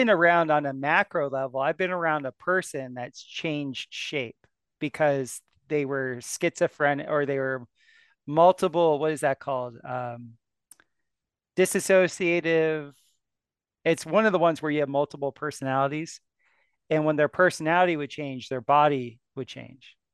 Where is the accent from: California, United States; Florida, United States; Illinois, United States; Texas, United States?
Florida, United States; South; moved away; I was from South Florida